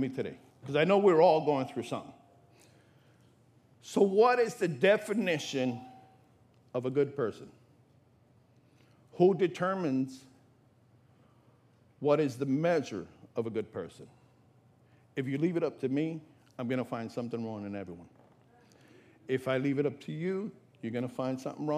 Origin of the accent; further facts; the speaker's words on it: New York, United States; now in Florida, United States; I'm from New York